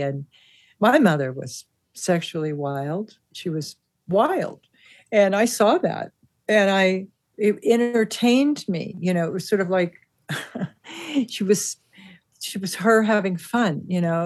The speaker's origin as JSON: {"language": "English", "town": "Santa Monica", "region": "California", "country": "United States", "tie": "born or raised there", "said": "I grew up in Santa Monica with my mother, who worked full time"}